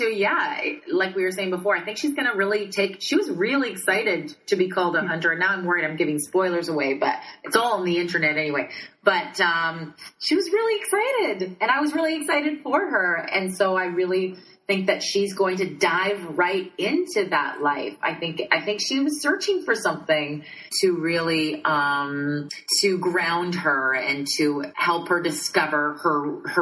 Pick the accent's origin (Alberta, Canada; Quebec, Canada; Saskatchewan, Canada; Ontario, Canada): Saskatchewan, Canada; I'm from originally from Saskatchewan, which is directly above North Dakota